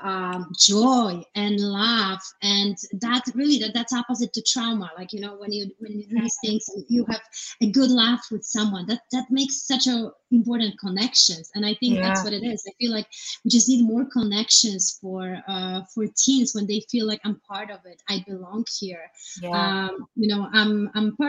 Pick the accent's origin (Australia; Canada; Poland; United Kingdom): Poland; now in United States; I grew up in Poland